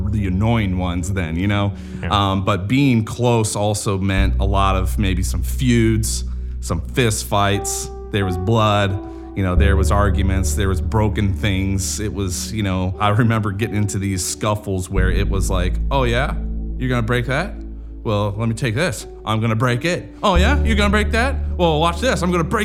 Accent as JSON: {"language": "English", "town": "Grove City", "region": "Pennsylvania", "country": "United States", "tie": "born or raised there", "also_born_or_lived": "Wooster, Ohio", "moved": "yes", "said": "I grew up in Western Pennsylvania"}